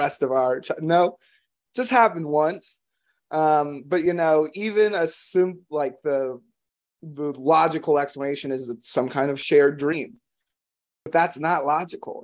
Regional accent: Florida, United States; moved away; I'm from Florida originally

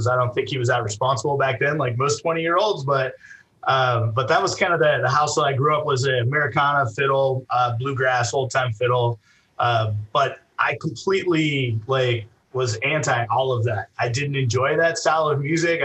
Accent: Idaho, United States; I was born in Idaho, and I grew up in a musical house.

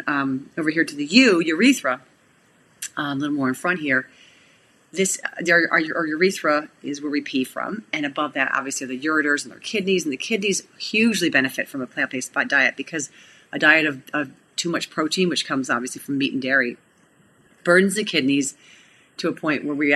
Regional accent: Cleveland, Ohio, United States; we're from Cleveland

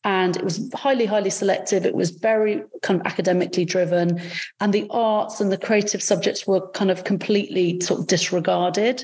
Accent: Salisbury, South West England, United Kingdom; English is a second language; I didn't grow up in London. I grew up in Salisbury, where there was very few people.

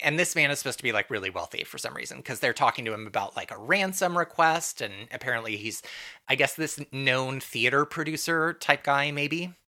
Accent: Santa Barbara, California, United States; I grew up in Southern California in Santa Barbara

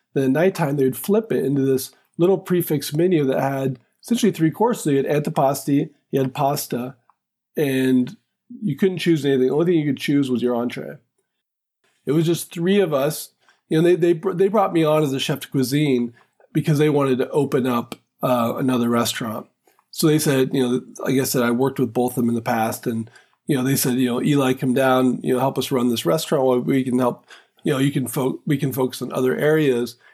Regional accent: West Coast, United States; moved away; also born or lived in Philadelphia; growing up on the West Coast in a small town

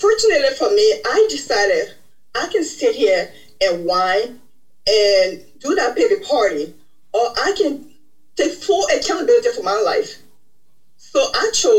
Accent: Liberia; now in United States; I am originally from Liberia, West Africa. I migrated to the United States as the result of the Liberian Civil War in 1993.

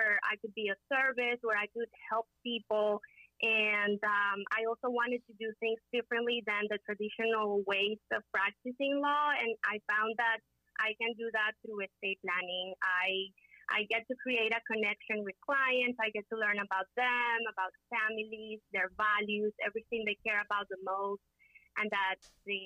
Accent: Caracas, Capital District, Venezuela; moved away as an adult; also born or lived in Miami, United States; now in United States; I am originally from Caracas, Venezuela. I first became an attorney over there in Venezuela.

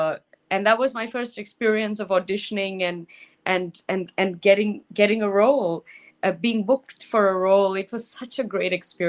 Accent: Sydney, New South Wales, Australia; now in Los Angeles, United States; I live in Los Angeles. I'm from Sydney, Australia, originally, but I live in LA now.

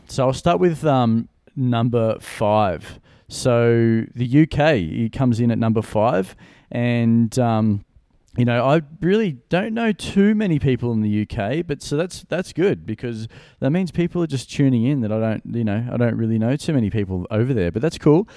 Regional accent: Gold Coast, Queensland, Australia; Brisbane is about an hour north from my hometown. I'm from the Gold Coast

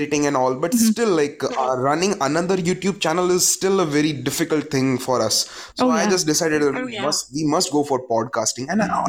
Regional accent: India

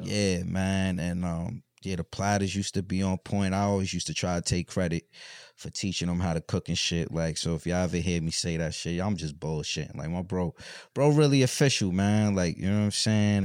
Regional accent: Mount Vernon, New York, United States; moved away; I'm from Mount Vernon, like, so, you know, that's like the country of New York

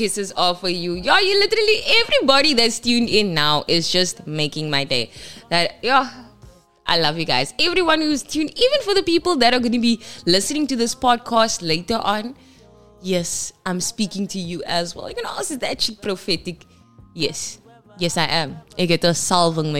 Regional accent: Kimberley, Northern Cape, South Africa; moved away; in Kimberley in my hometown.

